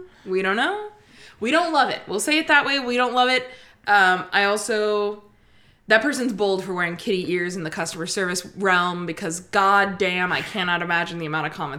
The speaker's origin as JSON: {"language": "English", "area": "Bay Area", "region": "California", "country": "United States", "moved": "yes", "said": "I'm from the Bay Area originally."}